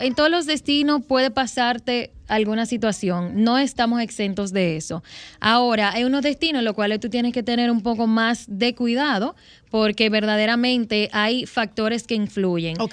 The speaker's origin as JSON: {"language": "Spanish", "country": "Dominican Republic", "said": "en mi país, República Dominicana"}